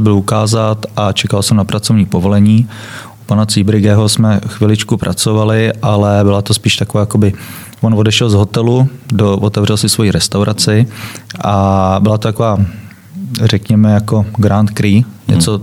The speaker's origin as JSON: {"language": "Czech", "country": "Czechia", "also_born_or_lived": "Germany", "moved": "yes", "lives_now": "Prague, Czech Republic", "said": "pocházíme oba z Českého ráje"}